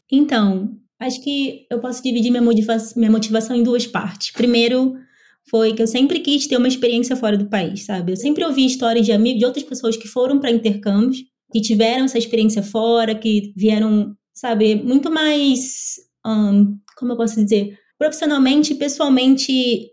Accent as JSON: {"language": "Portuguese", "town": "Belford Roxo", "region": "Rio de Janeiro", "country": "Brazil", "tie": "born or raised there", "said": "sou natural do Rio de Janeiro, da Baixada Fluminense, Belfor Roxo."}